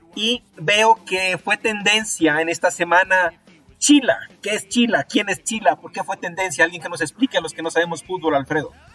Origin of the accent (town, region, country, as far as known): Ecuador